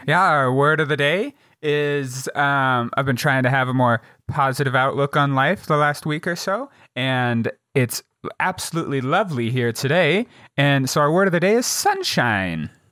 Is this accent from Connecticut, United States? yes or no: no; Jackson, Wyoming, United States; my hometown of Jackson, Wyoming is, uh, a tourist town